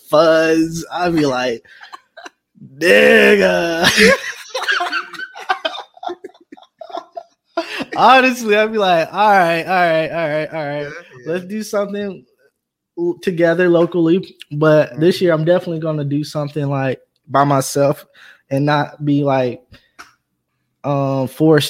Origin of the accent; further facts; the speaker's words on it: Georgia, United States; also born or lived in Columbia, South Carolina; I moved to Georgia when I was little, so I represent Georgia